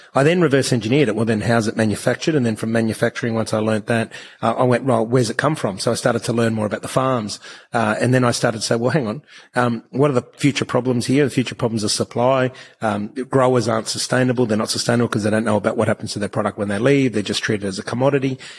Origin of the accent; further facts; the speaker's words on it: Australia; I was born in Australia